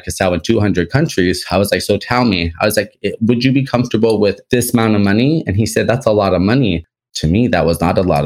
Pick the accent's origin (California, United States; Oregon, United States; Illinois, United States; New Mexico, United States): California, United States; Los Angeles; I'm from Los Angeles, California